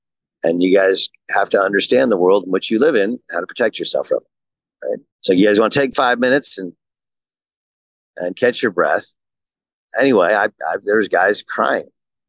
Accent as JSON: {"language": "English", "region": "California", "country": "United States", "tie": "born or raised there", "said": "I grew up in Southern California. My family moved there in 1981."}